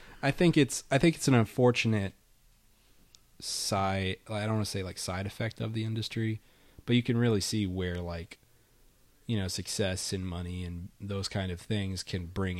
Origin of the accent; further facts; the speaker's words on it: New York, United States; Dude, I'm from New York.